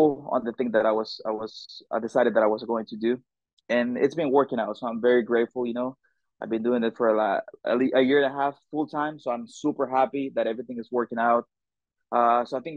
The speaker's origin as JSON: {"language": "English", "country": "El Salvador", "moved": "as an adult", "said": "I am from El Salvador. It's a beautiful country in Central America, super small but beautiful. And I moved with my family here like 4 years ago"}